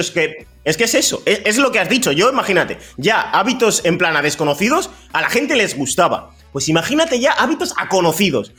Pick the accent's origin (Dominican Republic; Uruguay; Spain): Spain; Bilbao, Basque Country; also born or lived in Equatorial Guinea; yo vine con dos años